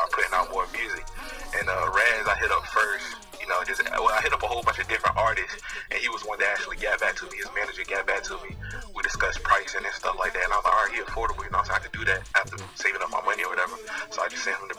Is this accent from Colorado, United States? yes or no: no; Chesapeake, Virginia, United States; I'm from Chesapeake, South Florida